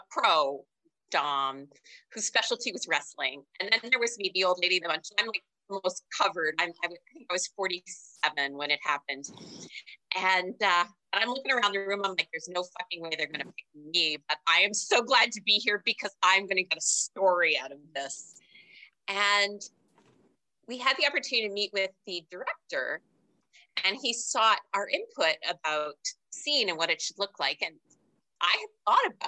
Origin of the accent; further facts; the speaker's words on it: Canada; also born or lived in Los Angeles; now in New York City, United States; I grew up in Canada